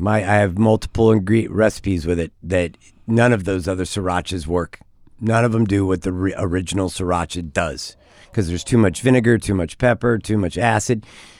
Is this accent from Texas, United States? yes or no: yes; Texas, United States; now in California, United States; I'm from Texas. I'm a native Texan.